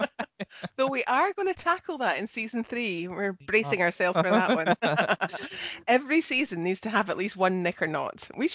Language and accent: English; Scotland, United Kingdom; I'm the Scottish one.